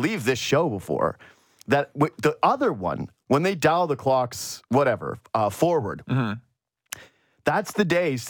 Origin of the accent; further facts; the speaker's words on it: Whitehorse, Yukon, Canada; moved away; I'm from Whitehorse, Yukon, as some of you know, and many of you don't